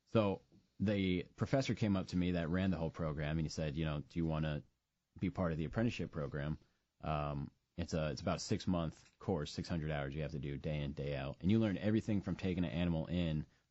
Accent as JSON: {"language": "English", "region": "Arizona", "country": "United States", "said": "I'm from Arizona, you know, the Southwest"}